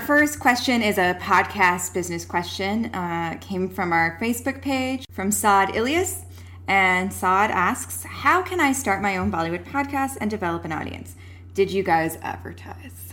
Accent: rural Alberta, Canada; born or raised there

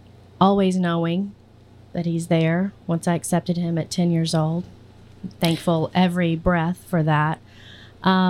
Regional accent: Virginia Beach, Virginia, United States; also born or lived in Southampton County, Virginia; I'm from the coast

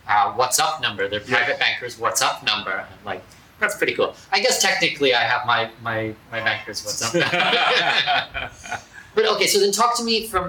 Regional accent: Canada; I'm Canadian

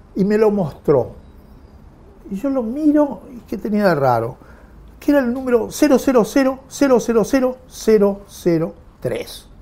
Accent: Olivos, Buenos Aires Province, Argentina; yo nací en Olivos

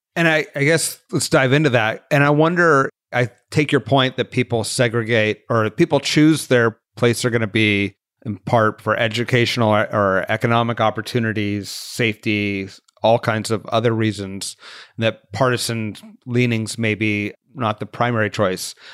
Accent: Santa Cruz, California, United States; I'm from Santa Cruz, California, and so I am certainly living in a partisan, segregated community

